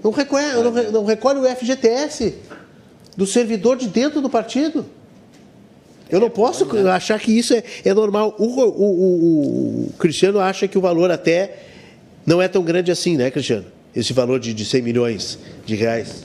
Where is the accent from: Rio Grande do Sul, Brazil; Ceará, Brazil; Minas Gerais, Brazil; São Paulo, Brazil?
Rio Grande do Sul, Brazil; como gaúcho